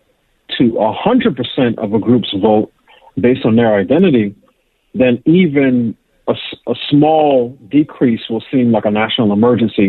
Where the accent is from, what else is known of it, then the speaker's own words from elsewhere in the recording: New York City, New York, United States; moved away; also born or lived in Pittsburgh; I grew up in New York City. I actually went to college in Pittsburgh.